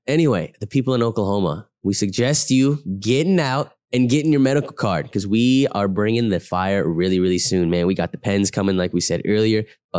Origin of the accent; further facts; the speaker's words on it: England, United Kingdom; And I'm an English bloke.